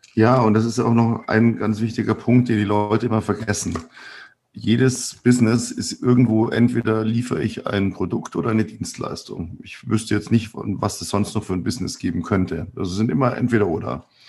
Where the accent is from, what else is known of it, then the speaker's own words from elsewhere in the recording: Bavaria, Germany; bei uns in Bayern